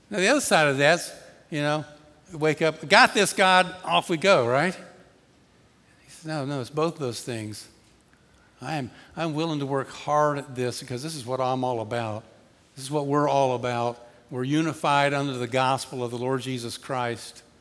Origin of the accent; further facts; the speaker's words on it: Atlanta, Georgia, United States; I grew up in Atlanta.